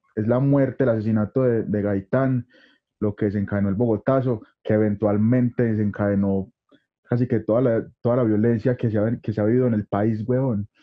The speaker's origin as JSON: {"language": "Spanish", "town": "Medellín", "region": "Antioquia", "country": "Colombia", "said": "nosotros somos de Colombia, somos de acá de Medellín, de Colombia"}